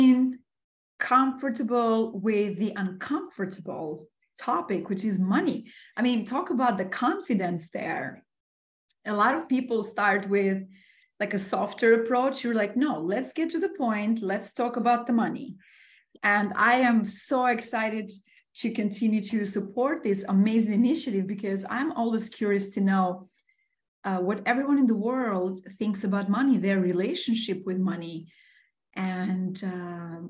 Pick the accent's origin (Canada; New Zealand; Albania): Albania; also born or lived in Bronx, New York City; now in New York City, United States; I was born and raised in Albania, in the beautiful Mediterranean.